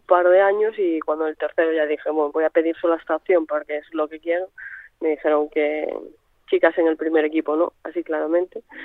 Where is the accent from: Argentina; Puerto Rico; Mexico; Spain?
Spain; Santiago de Compostela, Galicia; crecí en Santiago